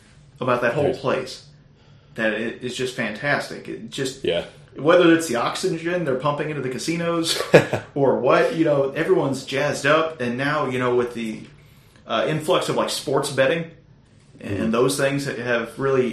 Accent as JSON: {"language": "English", "town": "Houston", "region": "Texas", "country": "United States", "said": "we're from Houston"}